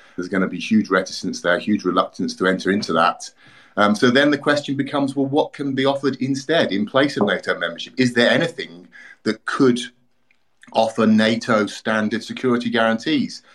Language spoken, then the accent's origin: English; United Kingdom; moved away as an adult; now in Ukraine; I'm British originally